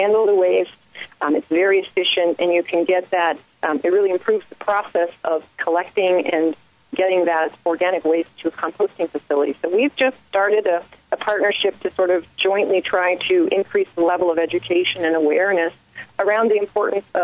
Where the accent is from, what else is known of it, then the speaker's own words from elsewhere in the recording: Washington, United States; moved away; I'm originally from Washington State, so Seattle has a sweet spot in my heart here